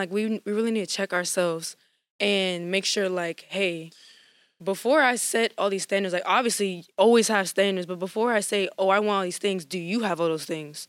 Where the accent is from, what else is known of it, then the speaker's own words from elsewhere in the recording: Lafayette, Louisiana, United States; I'm from Lafayette, Louisiana